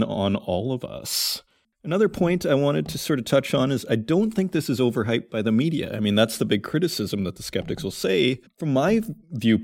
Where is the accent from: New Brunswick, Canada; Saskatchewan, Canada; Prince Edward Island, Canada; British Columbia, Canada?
Saskatchewan, Canada; Saskatoon; I grew up in Saskatoon, Saskatchewan.